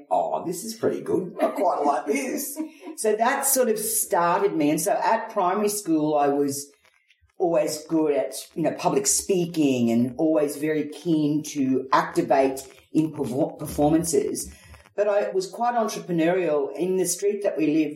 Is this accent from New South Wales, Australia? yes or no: no; Rockhampton, Queensland, Australia; moved away; also born or lived in England; I grew up in Rockhampton